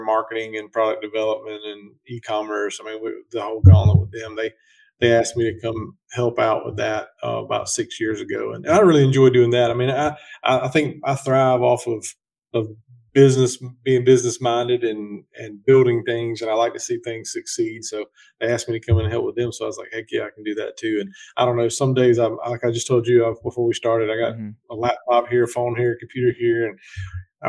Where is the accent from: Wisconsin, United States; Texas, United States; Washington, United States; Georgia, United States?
Georgia, United States; South; I'm from, grew up in South Georgia, still live in South Georgia.